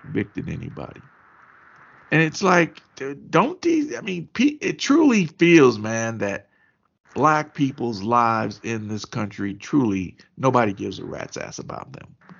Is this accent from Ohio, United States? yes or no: no; Kentucky, United States; moved away; I was home in Kentucky